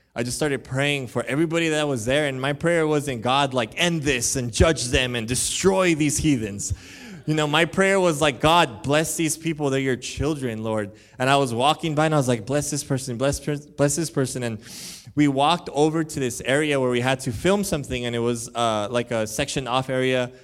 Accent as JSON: {"language": "English", "town": "Huntington Park", "region": "California", "country": "United States", "tie": "born or raised there", "said": "I was born in Huntington Park. I know what those, um, neighborhoods are like. I know what growing up there can possibly mean"}